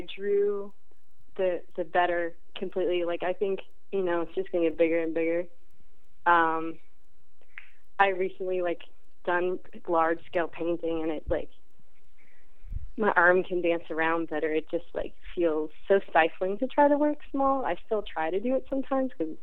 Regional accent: West Palm Beach, Florida, United States; moved away; I grew up in West Palm Beach, Florida

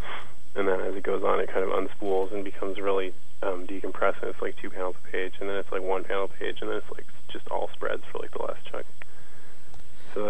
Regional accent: Toronto, Ontario, Canada; moved away as an adult; also born or lived in Nova Scotia; now in North Carolina, United States; I'm Canadian. I lived in Toronto

